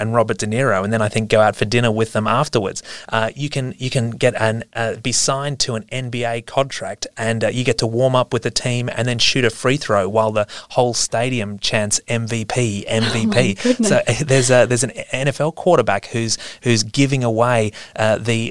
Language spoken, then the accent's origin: English; Australia; As an Australian